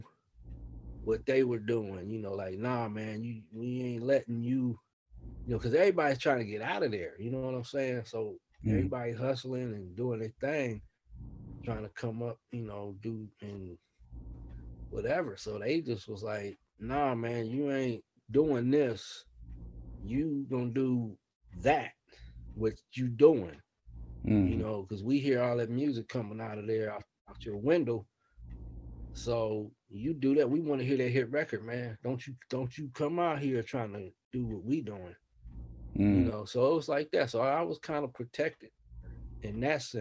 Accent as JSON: {"language": "English", "town": "Oakland", "region": "California", "country": "United States", "tie": "born or raised there", "said": "I grew up in West Oakland"}